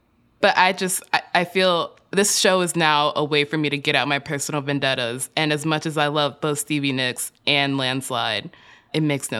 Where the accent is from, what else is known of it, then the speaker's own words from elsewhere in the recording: Chicago, Illinois, United States; I grew up in Chicago.